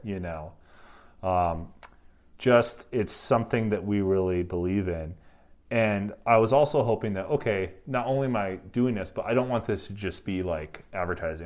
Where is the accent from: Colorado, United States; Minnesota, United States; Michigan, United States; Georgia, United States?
Michigan, United States; Upper Peninsula; moved away as an adult; also born or lived in Mexico / Korea; now in South Korea; I'm from Michigan